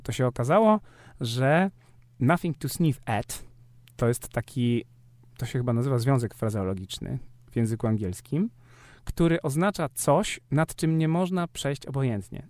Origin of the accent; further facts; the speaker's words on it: Warmian-Masurian Voivodeship, Poland; u nas na Warmii